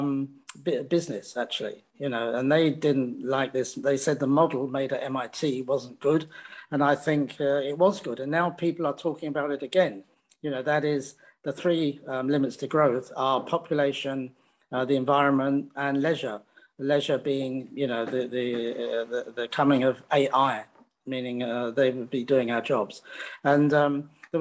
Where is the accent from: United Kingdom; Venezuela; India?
United Kingdom; also born or lived in France / Netherlands / New Zealand / Canada; now in China; in Britain, you know, we have a different idea of liberty